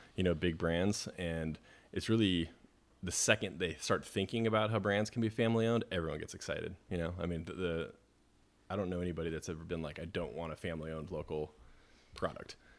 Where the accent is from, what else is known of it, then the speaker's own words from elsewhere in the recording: Boise, Idaho, United States; also born or lived in Los Angeles / Eugene / Portland; now in Sonoma, United States; I was born in Los Angeles, but grew up in Boise, Idaho